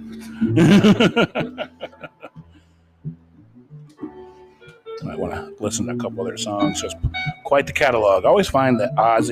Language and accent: English; Ohio, United States; as a Midwestern kid growing up in Farmtown, Ohio